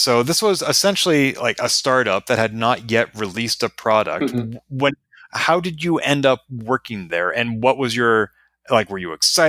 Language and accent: English; Leominster, Massachusetts, United States; I also share the same hometown as him.